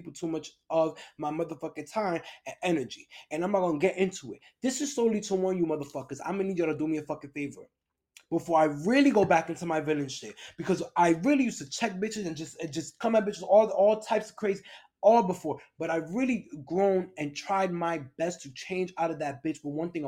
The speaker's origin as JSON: {"language": "English", "region": "New York", "country": "United States", "moved": "as an adult", "lives_now": "Los Angeles area, United States", "said": "I'm from New York"}